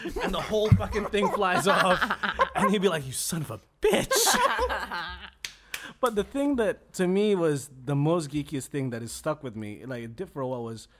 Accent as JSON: {"language": "English", "region": "England", "country": "United Kingdom", "tie": "born or raised there", "moved": "yes", "said": "I was growing up in England"}